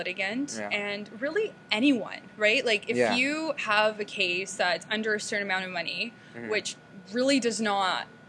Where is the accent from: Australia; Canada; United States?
Canada; Toronto, Ontario; I'm from Toronto, and prior to Toronto, my family actually lived in three different countries before we moved to Toronto.